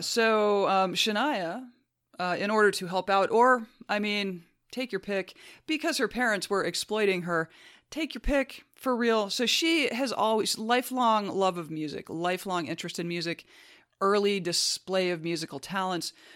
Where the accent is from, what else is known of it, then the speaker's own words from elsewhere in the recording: United States; As an American